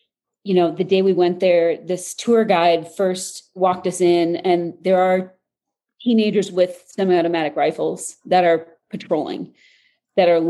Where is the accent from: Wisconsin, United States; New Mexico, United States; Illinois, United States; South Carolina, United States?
Illinois, United States; Chicago; I'm from Chicago